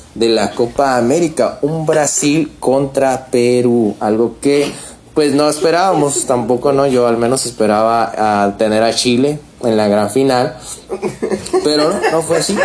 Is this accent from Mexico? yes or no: yes; Mexico; Como mexicano